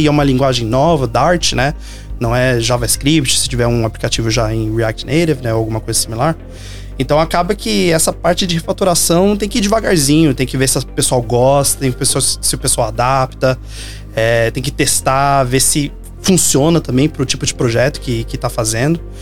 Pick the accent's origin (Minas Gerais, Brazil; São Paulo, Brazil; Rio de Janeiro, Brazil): Minas Gerais, Brazil; moved away; mas de volta em Belo Horizonte também, sou mineiro